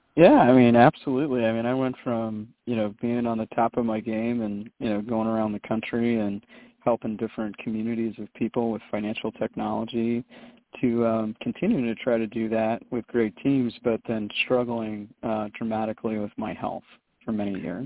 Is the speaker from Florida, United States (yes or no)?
yes; Jacksonville, Florida, United States; moved away as an adult; also born or lived in Maryland / Charlotte, North Carolina; now in Los Angeles, United States; I was born in Maryland, and uh, and then we moved south to uh, Jacksonville, Florida, uh, you know in the early '80s and '86 um, and that's really where I grew up.